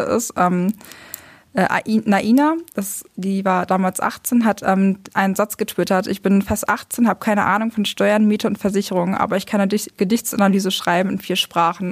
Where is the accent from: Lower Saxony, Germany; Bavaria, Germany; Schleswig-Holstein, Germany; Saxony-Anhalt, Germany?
Lower Saxony, Germany; now in Hamburg, Germany; ich komme eigentlich aus Niedersachsen, war auf einer kooperativen Gesamtschule